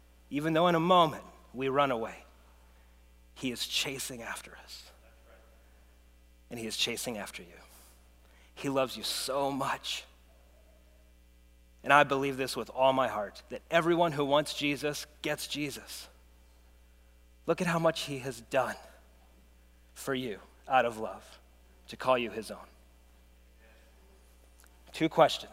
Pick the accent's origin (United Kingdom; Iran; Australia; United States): United States; As an American